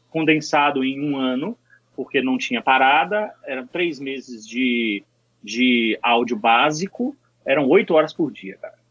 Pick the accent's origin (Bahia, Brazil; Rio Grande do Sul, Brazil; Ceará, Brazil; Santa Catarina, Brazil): Bahia, Brazil; moved away as an adult; now in São Paulo, Brazil; paulista, mas fui morar na Bahia criança com meus pais